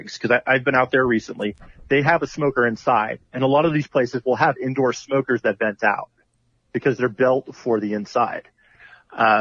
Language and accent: English; Pittsburgh, Pennsylvania, United States; I was from Pittsburgh